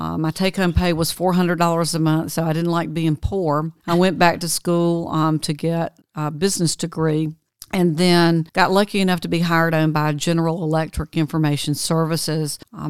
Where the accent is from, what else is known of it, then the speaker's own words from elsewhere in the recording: Georgia, United States; in 1991, right outside my hometown, which was kind of a mill village, the primary mill had been bought by Fruit of the Loom, Farley Industries.